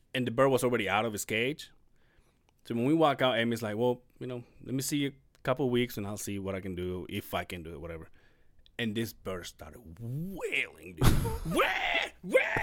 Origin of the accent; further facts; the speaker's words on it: Mexico; moved away; I don't know if this is a Mexico thing, but my hometown